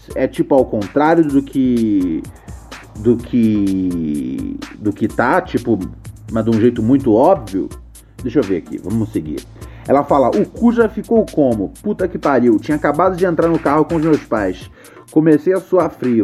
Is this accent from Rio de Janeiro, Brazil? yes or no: yes; Rio de Janeiro, Brazil; Venho do Morro do Adeus, complexo do alemão